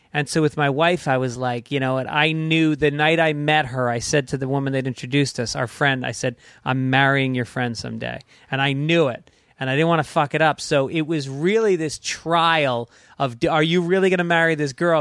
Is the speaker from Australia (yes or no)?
no; New York, United States; moved away as an adult; also born or lived in Boston / Manhattan; now in Los Angeles, United States; I'm from New York, but then I started in Boston